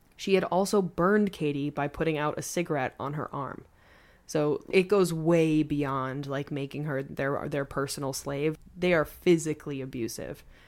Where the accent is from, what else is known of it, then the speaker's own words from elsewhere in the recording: Long Island, New York, United States; moved away; I am from Long Island. I grew up on Long Island.